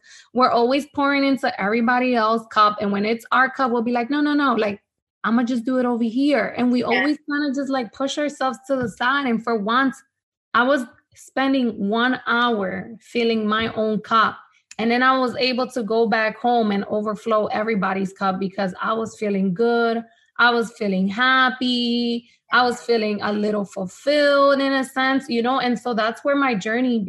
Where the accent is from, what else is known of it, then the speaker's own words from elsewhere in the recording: Honduras; first language Spanish; English is a second language; now in United States; I was born here in the States, but I moved back to Honduras. So Spanish has always been my first language